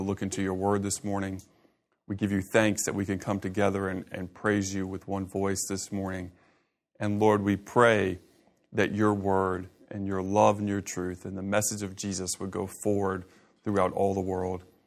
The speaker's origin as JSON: {"language": "English", "town": "Augusta", "region": "Georgia", "country": "United States", "tie": "born or raised there", "said": "I grew up in Augusta."}